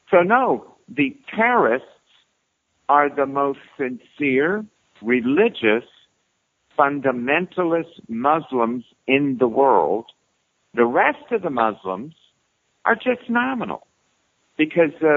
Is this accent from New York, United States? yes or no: yes; New York City, New York, United States; I'm from New York City. I grew up with death threats.